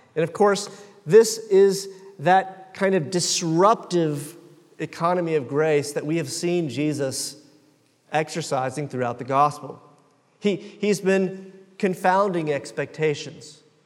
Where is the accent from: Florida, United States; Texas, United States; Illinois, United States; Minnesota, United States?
Florida, United States; Jacksonville; I am from Jacksonville